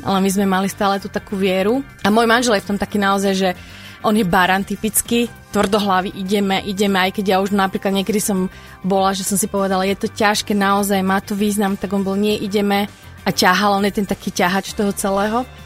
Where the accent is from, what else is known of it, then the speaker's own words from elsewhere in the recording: Bardejov, Prešov Region, Slovakia; now in Banská Bystrica, Slovakia; ja som pôvodne z východu z Bardieva, to je naozaj že malé mestečko